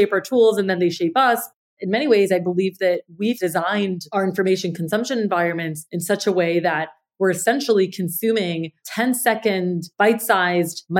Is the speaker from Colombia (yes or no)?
yes; Colombia; I grew up in Colombia, South America, and I remember as a little girl